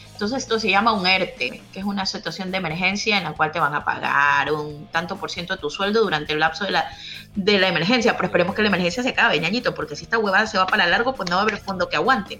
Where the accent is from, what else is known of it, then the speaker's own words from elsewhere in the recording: Ecuador; moved away; mi país